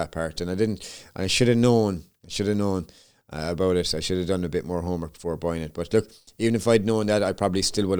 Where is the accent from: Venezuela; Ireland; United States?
Ireland; Limerick, Munster; my hometown of Limerick, Ireland